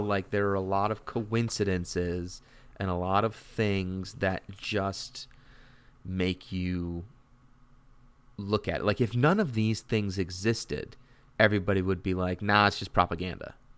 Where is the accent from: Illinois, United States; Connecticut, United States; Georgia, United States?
Connecticut, United States; I'm from Connecticut